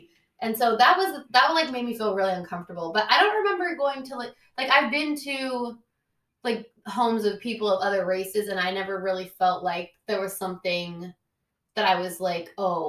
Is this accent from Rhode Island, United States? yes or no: no; Oakland, California, United States; I grew up in Oakland